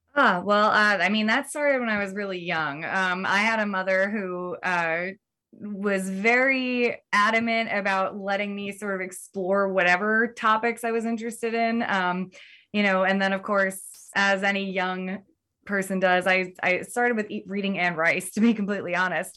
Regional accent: Philadelphia, Pennsylvania, United States; moved away as an adult; now in Salem, United States; I'm originally from the Philadelphia area

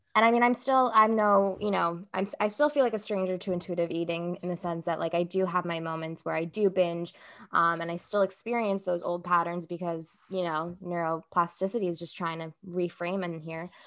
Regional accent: United States; I come from, like, a Brazilian background, and I grew up here in the States

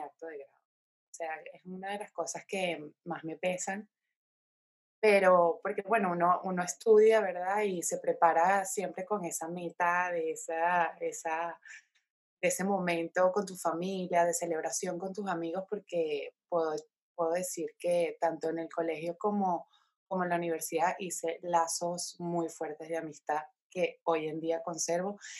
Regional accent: Caracas, Capital District, Venezuela; moved away as an adult; now in Spain; nací en Caracas, eh, soy venezolana, tengo 27 años, emigré a España teniendo 22 años de edad

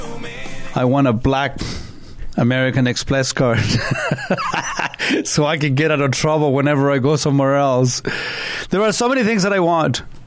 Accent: Santiago, Santiago Metropolitan Region, Chile; now in Canada; having been born and raised in Santiago, Chile, and growing up with the Pinochet dictatorship

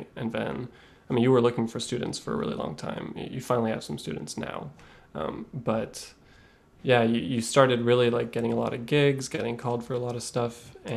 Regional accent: California, United States; moved away as an adult; also born or lived in Los Angeles, United States / Montreal, Canada; now in Toronto, Canada; I grew up in California

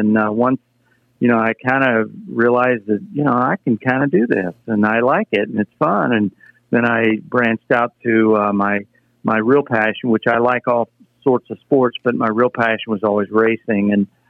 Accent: Anderson, Indiana, United States; I grew up near Anderson, Indiana.

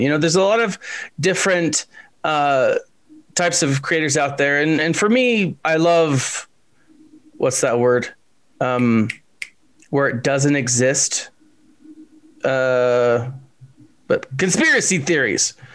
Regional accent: Texas, United States; I'm from Texas

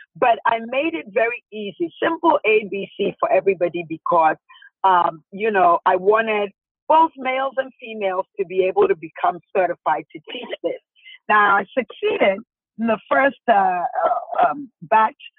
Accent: Ghana; moved away as an adult; also born or lived in Washington, DC area, United States; now in United States; I'm from Ghana, West Africa. And, uh, you know, I was born and raised there uh, all the way up to 21

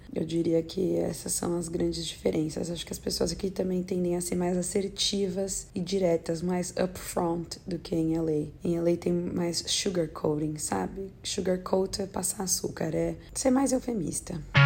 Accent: Brazil; also born or lived in Los Angeles, United States; now in New York, United States; eu sou brasileira

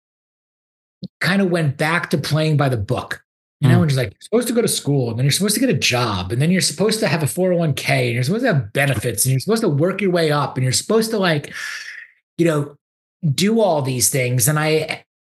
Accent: Great Neck, New York, United States; moved away as an adult; also born or lived in Ann Arbor, Michigan; now in Houston, United States; I grew up in Great Neck, North Shore

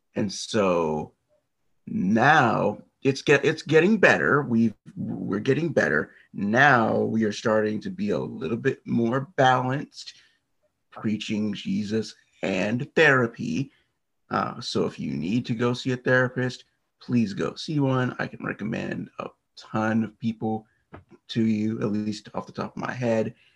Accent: United States; I am from the US. I'm not far from the Washington, D.C. area

